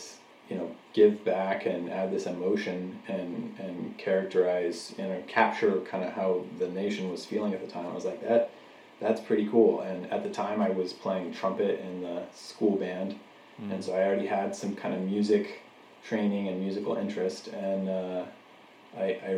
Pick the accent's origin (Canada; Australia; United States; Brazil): United States; Knoxville, Tennessee; moved away as an adult; also born or lived in New Mexico; now in Charleston, United States; from the age of, I think I was 6 when we first moved to Tennessee, I lived in the Knoxville area